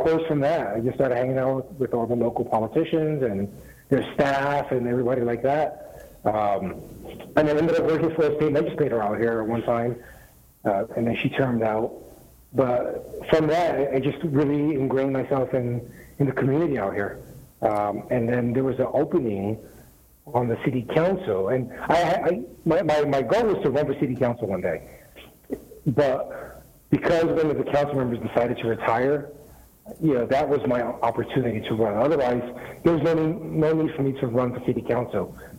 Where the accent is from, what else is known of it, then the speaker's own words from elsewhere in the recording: New Jersey, United States; moved away as an adult; now in La Quinta, United States; I grew up in New Jersey